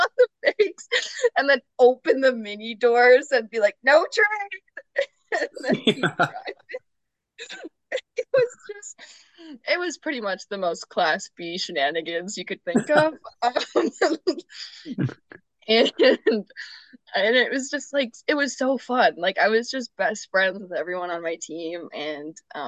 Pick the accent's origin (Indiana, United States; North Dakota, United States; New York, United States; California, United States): North Dakota, United States; Mayville; moved away as an adult; growing up in North Dakota